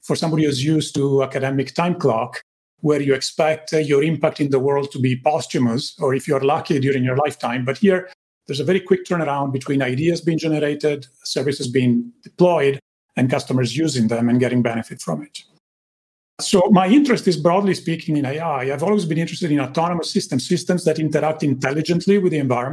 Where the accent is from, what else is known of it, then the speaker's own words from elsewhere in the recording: Italy; English is a second language; moved away as an adult; I grew up in Italy, as you can tell from my accent